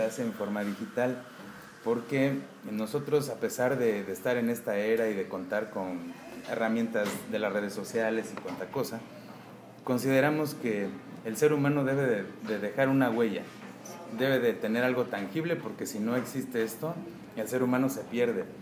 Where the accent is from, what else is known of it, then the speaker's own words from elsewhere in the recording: Mexico; México en general es un país bastante surrealista. ¿No? Entonces eh, somos muy alegres